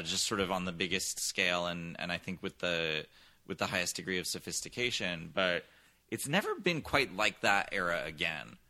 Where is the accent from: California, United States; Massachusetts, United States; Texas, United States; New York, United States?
California, United States; San Francisco Bay Area; moved away as an adult; I grew up mostly in the San Francisco Bay Area, where my dad taught theater and still does at San Francisco State